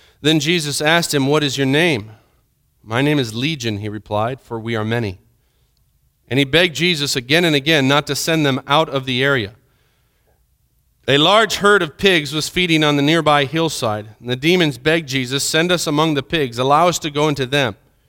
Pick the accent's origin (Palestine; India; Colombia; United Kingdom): Colombia; Villavicencio, Meta; I remember growing up in Colombia, there was a certain street in Villavicencio that we would go to, and my mom and dad would go and shop at this one store.